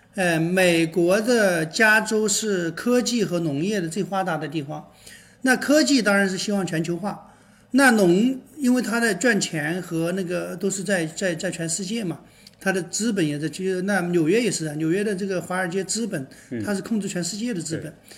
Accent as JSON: {"language": "Chinese", "country": "China", "said": "我们中国人"}